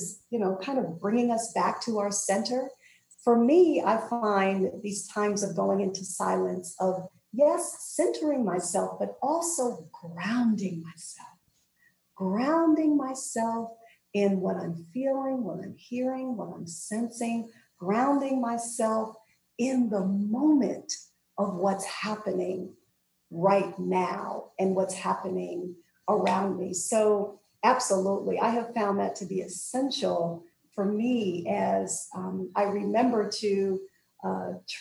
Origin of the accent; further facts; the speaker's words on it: New Jersey, United States; I'm from New Jersey, and we lived about an hour and a half away from the shore and would go down the shore, as New Jerseyans say